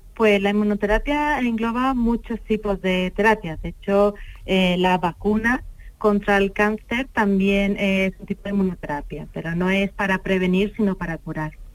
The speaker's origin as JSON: {"language": "Spanish", "town": "Seville", "region": "Andalusia", "country": "Spain", "moved": "as an adult", "lives_now": "Málaga, Spain", "said": "yo soy sevillana, pero estoy muy cómoda y muy feliz en Málaga"}